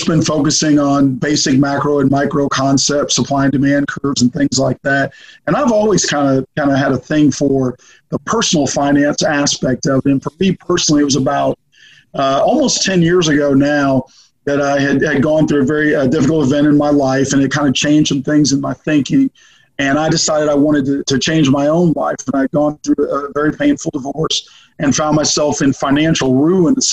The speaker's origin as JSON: {"language": "English", "region": "Arizona", "country": "United States", "moved": "yes", "lives_now": "Memphis, United States", "said": "I'm from Arizona originally"}